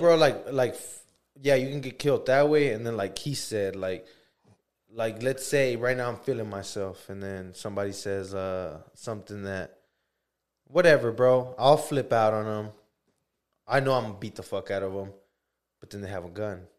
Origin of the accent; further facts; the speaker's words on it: United States; as American people